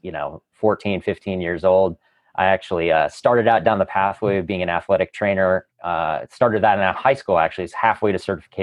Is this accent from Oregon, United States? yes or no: yes; Eugene, Oregon, United States; moved away as an adult; also born or lived in Chicago, Illinois; now in San Diego, United States; I grew up in Eugene, Oregon